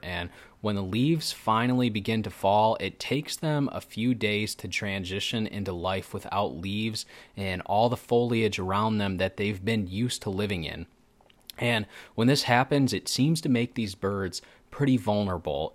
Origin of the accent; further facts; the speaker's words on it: Michigan, United States; I am from Michigan.